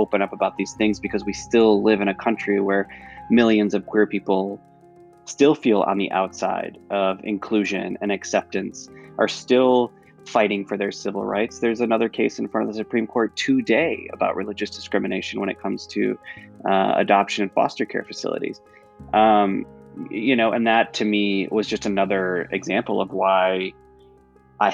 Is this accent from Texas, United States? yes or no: no; Northern Michigan, United States; in places like Northern Michigan, which is still, you know, soundly red, there are places like my hometown